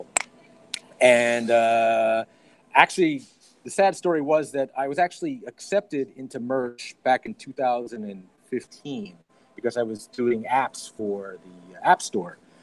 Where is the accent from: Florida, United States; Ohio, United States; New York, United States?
New York, United States; also born or lived in Las Vegas; now in Los Angeles, United States; I was born in New York. I live in Las Vegas, and then I moved back to New York, and now I live in Los Angeles